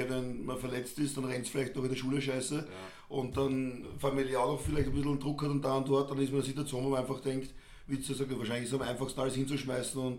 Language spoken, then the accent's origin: German; Lower Austria, Austria; now in Salzburg, Austria; ich komme eigentlich ursprünglich aus Niederösterreich, habe da in Oberösterreich gewohnt und bin jetzt auch in Salzburg.